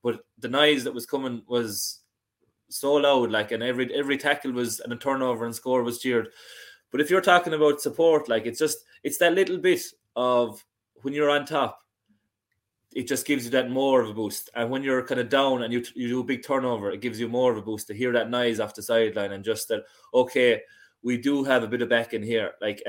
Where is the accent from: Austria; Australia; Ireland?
Ireland; Limerick, Munster; when you were a Limerick person going in there originally